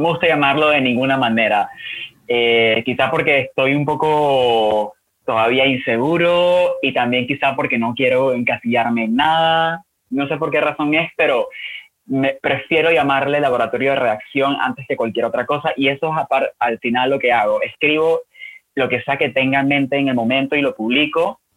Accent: Panama; soy panameño, eh, escritor de 29 años

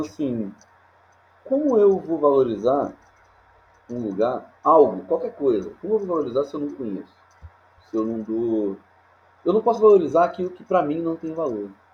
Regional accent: Nova Iguaçu, Rio de Janeiro, Brazil; Eu não nasci em Nova Iguaçu, mas eu vim para cá com três anos de idade e aqui é, formei a, a, minha vida

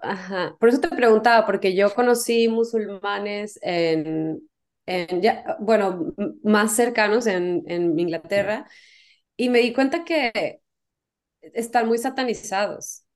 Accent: Mexico; si soy mexicana

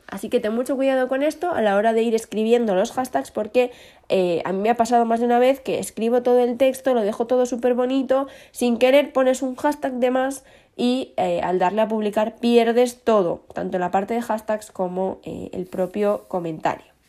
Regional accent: León, Castile and León, Spain; somos el León de España

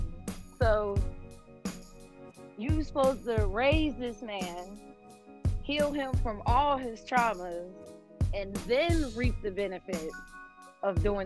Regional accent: United States; being an American Black Muslim, because we already come from a place where we don't know our identities

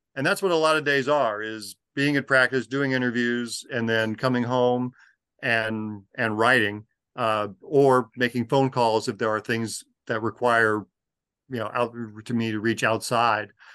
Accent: Los Angeles, California, United States; growing up in Los Angeles in the nineteen seventies

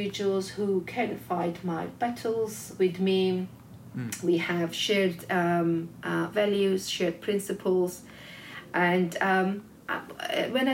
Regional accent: Georgia; when I was growing up in Georgia

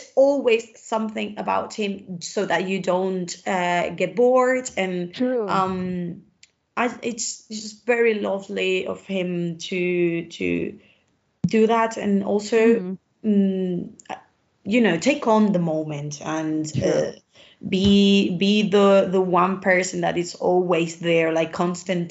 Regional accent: Spain

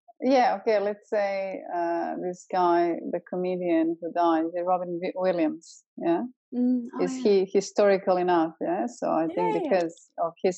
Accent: Croatia; moved away; I'm from ex-Yugoslavia, I'm from Croatia.

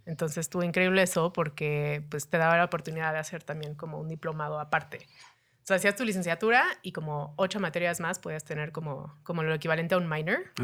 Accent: Cancún, Quintana Roo, Mexico; moved away as an adult; also born or lived in Denver / Cholula; now in Mexico City, Mexico; después pues crecí en Cancún. Eh, Cancún es mi hogar. O sea, yo me considero 100% cancunense.

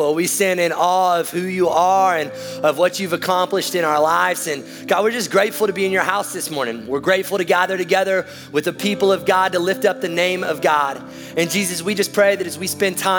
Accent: the South, United States; we're from the South

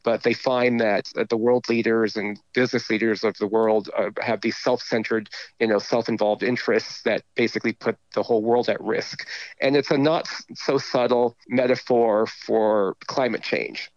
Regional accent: Southern California, United States; I grew up in Southern California

